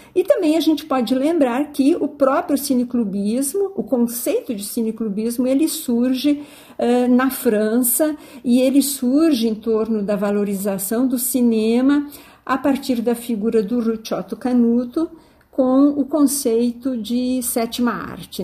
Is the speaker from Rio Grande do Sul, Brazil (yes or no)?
yes; Porto Alegre, Rio Grande do Sul, Brazil; Eu sou de Porto Alegre